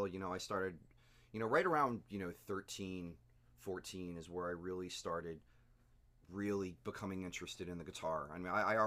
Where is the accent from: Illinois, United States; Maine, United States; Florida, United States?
Florida, United States; Ocoee; A good chunk of my youth was spent in the town of Ocoee